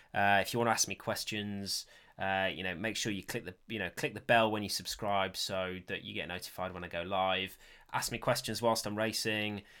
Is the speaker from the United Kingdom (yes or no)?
yes; Sheffield, Yorkshire and the Humber, United Kingdom; I grew up in Sheffield, so that's where, that's where I used to mountain bike as a kid